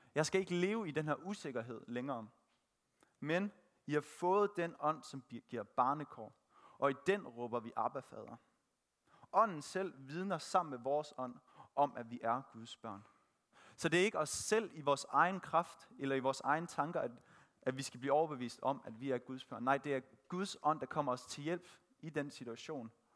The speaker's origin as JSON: {"language": "Danish", "town": "Thisted", "region": "North Denmark Region", "country": "Denmark", "tie": "born or raised there", "said": "Født og opvokset i Tisted"}